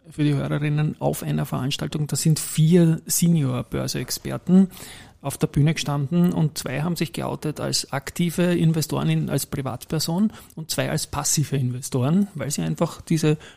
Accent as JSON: {"language": "German", "region": "Styria", "country": "Austria", "said": "als Steirer bietet sich natürlich an, Andritz und AT&S"}